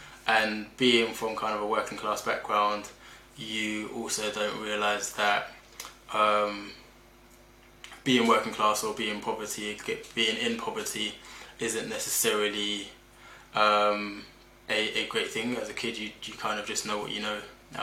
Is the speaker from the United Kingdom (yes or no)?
yes; Liverpool, North West England, United Kingdom; I was born in Liverpool, 1986, to a pair of Nigerian immigrants.